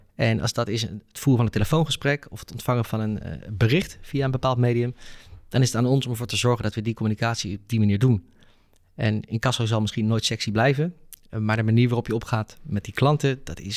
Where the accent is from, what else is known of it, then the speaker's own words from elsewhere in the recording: Netherlands; als Nederlanders